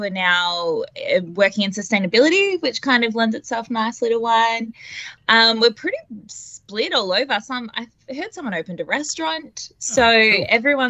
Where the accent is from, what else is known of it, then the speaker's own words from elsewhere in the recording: Warragul, Victoria, Australia; So I'm from Victoria in Gippsland. Oh, sorry, Warrigal in Gippsland, I should say. Little country girl.